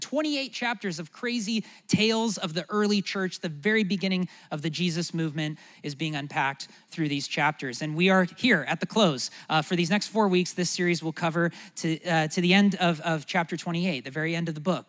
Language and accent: English; United States; as an American